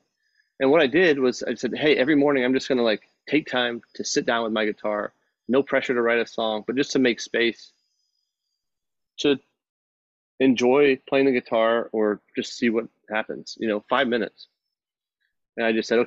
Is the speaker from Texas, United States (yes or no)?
yes; Texas, United States; moved away; growing up in Texas